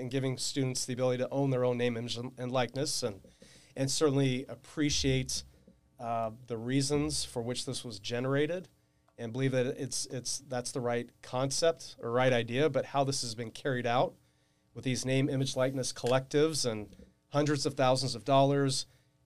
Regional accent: Riverside, California, United States; I was raised in Riverside

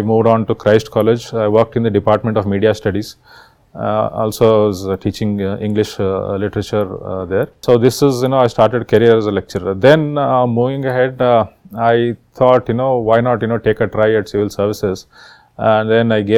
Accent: Karnataka, India; I am from Karnataka and I am a 2011 batch IAS officer

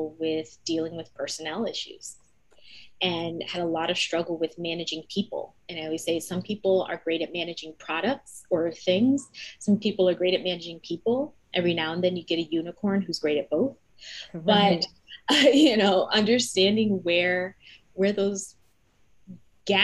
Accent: New Jersey, United States; I'm from New Jersey

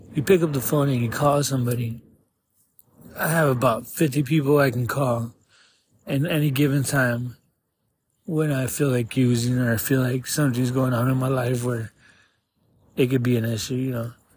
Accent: Tucson, Arizona, United States; I'm from Tucson, 36 years old

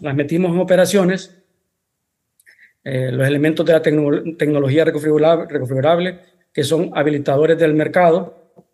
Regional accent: Honduras; also born or lived in Spain; Soy, soy mitad español, mitad hondureño. Eh, resido en Honduras.

